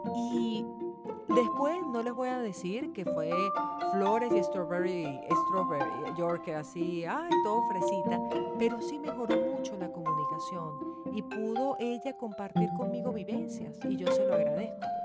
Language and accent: Spanish; Venezuela; en Venezuela, en mi país